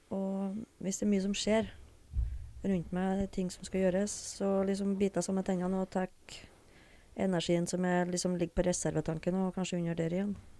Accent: Smøla, Møre og Romsdal, Norway; born or raised there; also born or lived in Fredrikstad

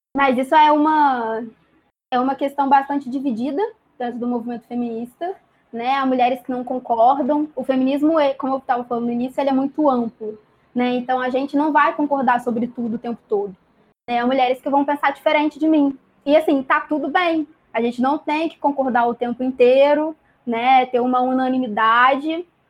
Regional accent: Volta Redonda, Rio de Janeiro, Brazil; tenho 21 anos, sou de Volta Redonda.

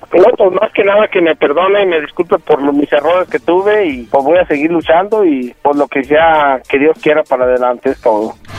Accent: Aguascalientes, Mexico; de donde yo vengo de Aguascalientes

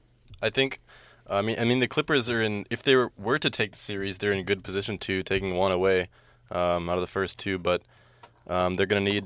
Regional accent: New Orleans, Louisiana, United States; I'm from New Orleans.

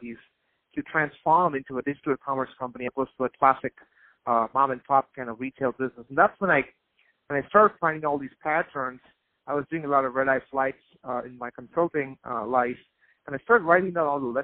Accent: India; I grew up in India

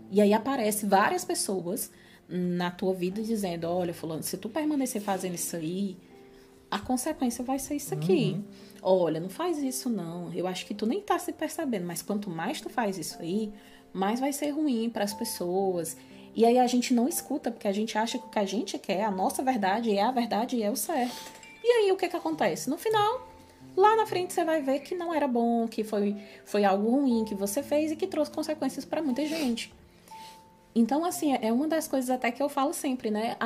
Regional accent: Fortaleza, Ceará, Brazil; now in Portugal; a gente é cearense, né? Somos nordestinos e somos cearenses. Eu morava na capital do Ceará, Fortaleza

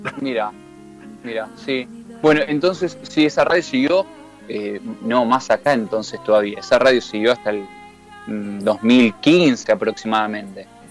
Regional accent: Temperley, Buenos Aires Province, Argentina; soy de Loma de Zamora, de Temperley específicamente

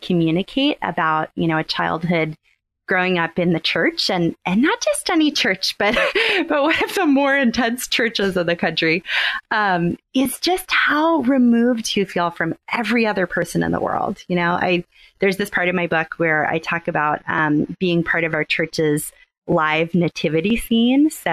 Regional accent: Southern Maryland, United States; moved away as an adult; now in Houston, United States; I grew up in Southern Maryland, and I moved to Houston about 10 years ago for grad school

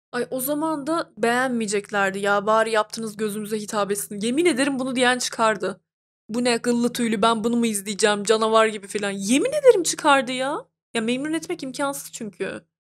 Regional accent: Turkey; Ben mesela bir Türk'üm

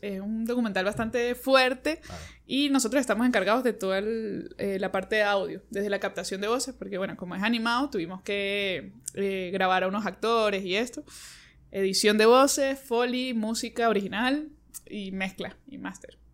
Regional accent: San Cristóbal, Táchira, Venezuela; moved away as an adult; now in Caracas, Venezuela; Soy de San Cristóbal, tengo ya siete años aquí, en abril cumplí siete años, me vine a estudiar y me quedé

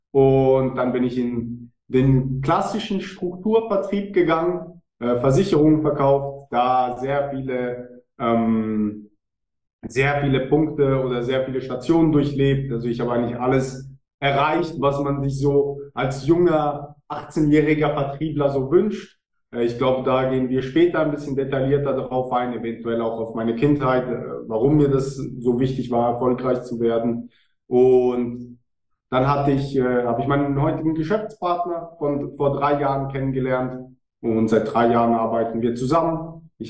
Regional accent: Switzerland; Ich weiß nicht, wie, wie sexy das für die Deutschen ist, aber ja, ich bin Schweizer.

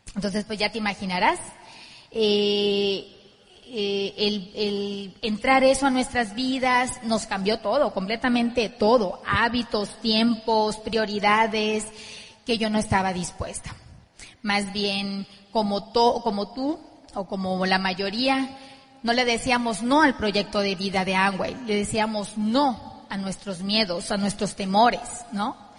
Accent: Ciudad Obregón, Sonora, Mexico; Vlad y yo somos de Ciudad Obregón, Sonora

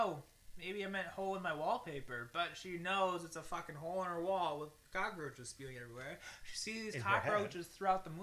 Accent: New York City, New York, United States; I'm from New York City

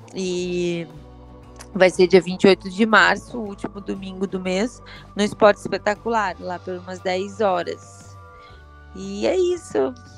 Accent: Curitiba, Paraná, Brazil; nasci né, em Curitiba e Curitiba já é muito frio

